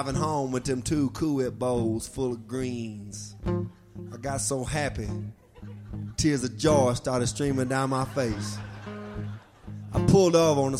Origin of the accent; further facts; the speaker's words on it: Tupelo, Mississippi, United States; I'm from Tupelo, Mississippi, the birthplace of ….